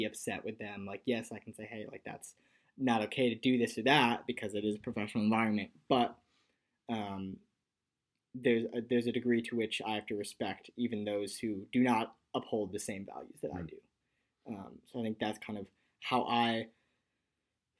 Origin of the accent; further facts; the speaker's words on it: New England, United States; I grew up in the New England area